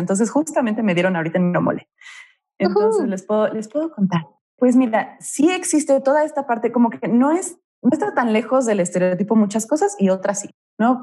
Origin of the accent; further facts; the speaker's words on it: Mexico; moved away; also born or lived in Glasgow, Scotland; de México